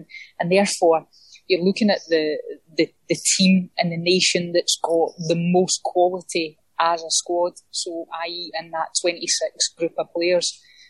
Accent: Scotland, United Kingdom; I'm passionate about my country, Scotland.

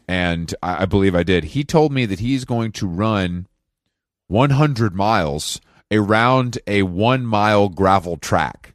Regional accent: Atlanta, Georgia, United States; moved away; my stature as, like, a kind of returning king to my hometown

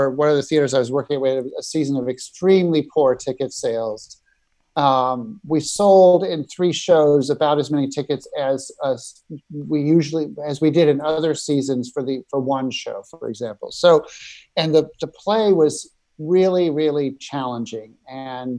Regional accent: Nebraska, United States; moved away as an adult; now in New York, United States; I grew up in Nebraska and moved to New York after college.

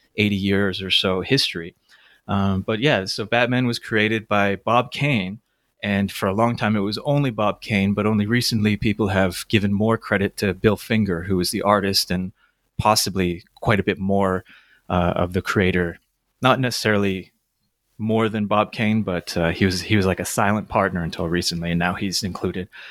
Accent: Toronto, Ontario, Canada; I grew up in Toronto

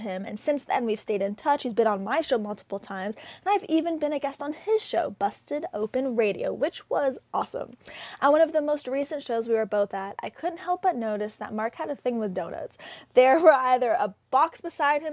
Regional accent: Canada; being Canadian

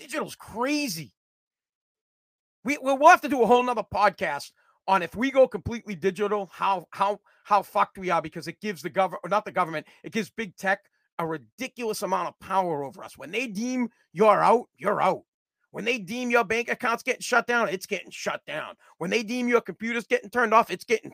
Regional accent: United States; I'm American.

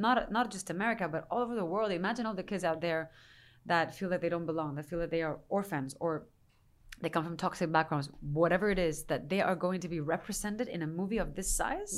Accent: Spain; moved away; I'm Spanish from Spain

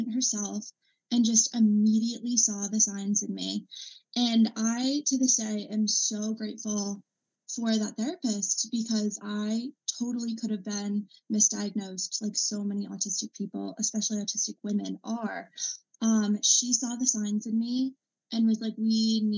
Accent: Massachusetts, United States; I'm 21, and I'm from Massachusetts

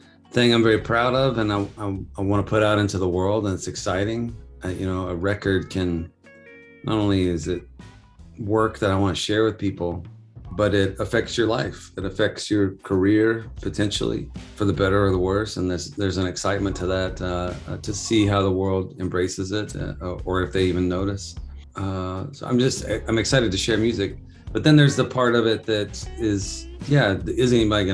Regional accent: Houston, Texas, United States; now in Nashville, United States; I'm from Houston, Texas. I currently reside in Nashville, Tennessee

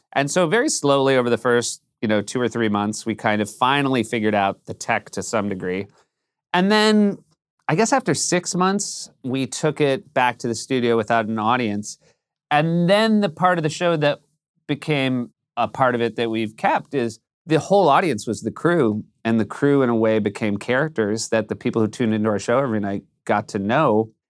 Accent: New Hampshire, United States; moved away; I come from a very white part of New Hampshire

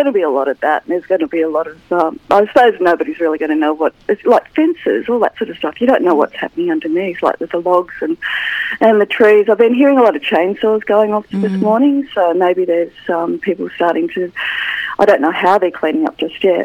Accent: Maitland, New South Wales, Australia; moved away as an adult; I grew up in Maitland, moved out of Maitland for a long time, then came back

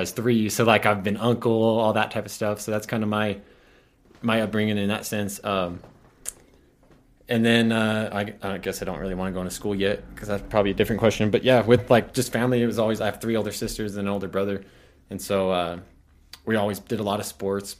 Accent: Pueblo County, Colorado, United States; I grew up out in the county

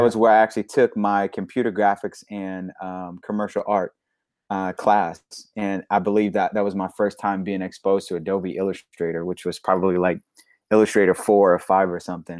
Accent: Little Rock, Arkansas, United States; I'm from Little Rock, Arkansas, born and raised

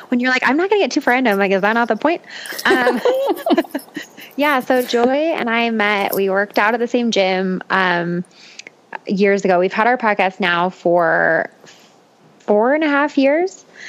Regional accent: Boulder, Colorado, United States; also born or lived in Longmont, Colorado; I grew up in Boulder. I actually grew up like not even 10 minutes away from where I currently live.

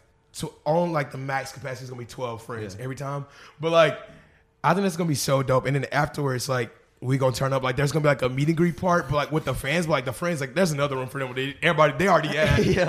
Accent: Arkansas, United States; I'm really most excited to have a show back at the stadium, back in my home state.

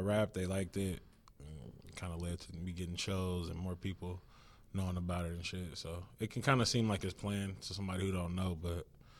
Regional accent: Richmond, California, United States; growing up in Richmond when I was like a young kid

